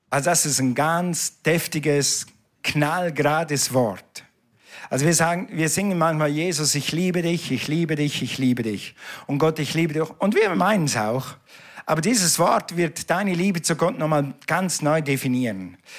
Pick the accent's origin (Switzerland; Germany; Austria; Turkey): Switzerland; ich bin ja ein Schweizer. Wir reden nicht so schnell